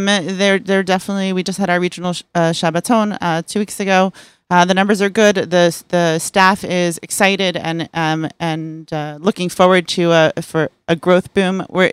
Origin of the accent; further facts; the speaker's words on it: Fair Lawn, New Jersey, United States; I'm from New Jersey. Oh. I grew up in Fairlawn.